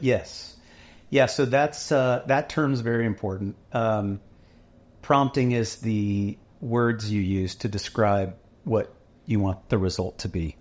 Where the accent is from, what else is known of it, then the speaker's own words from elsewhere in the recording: Dallas, Texas, United States; now in Waco, United States; we're from Dallas